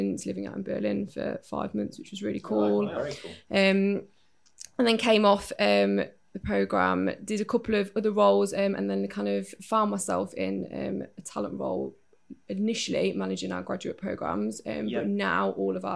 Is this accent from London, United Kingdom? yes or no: no; Derby, East Midlands, United Kingdom; also born or lived in Lancashire; I was born in Lancashire, but moved to Derby when I was younger